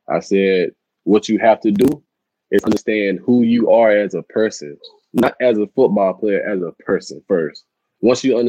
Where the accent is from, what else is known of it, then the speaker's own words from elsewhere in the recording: Tyler, Texas, United States; I'm based out of Tyler, Texas, my hometown